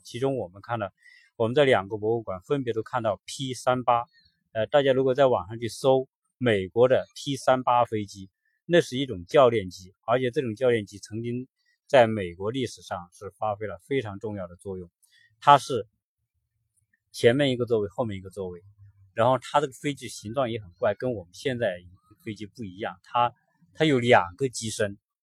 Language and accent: Chinese; China; 我们中国人